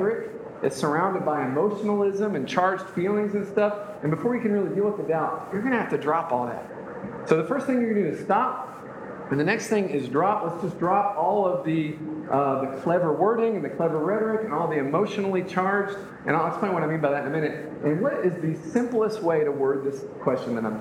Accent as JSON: {"language": "English", "country": "United States", "tie": "born or raised there", "said": "being born in the United States"}